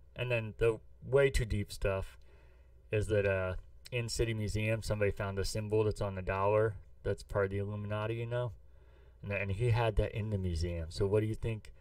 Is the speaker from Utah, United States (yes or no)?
no; St. Louis, Missouri, United States; I'm from St. Louis